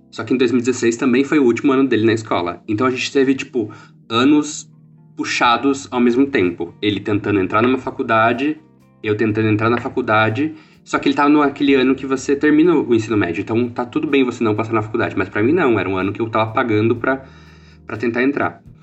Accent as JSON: {"language": "Portuguese", "town": "Porto Feliz", "region": "São Paulo", "country": "Brazil", "also_born_or_lived": "Campinas", "said": "eu sou de Porto Feliz"}